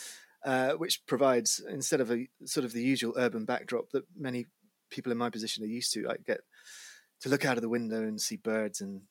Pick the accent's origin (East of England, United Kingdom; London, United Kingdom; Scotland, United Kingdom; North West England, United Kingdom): Scotland, United Kingdom; Edinburgh; I was born in Edinburgh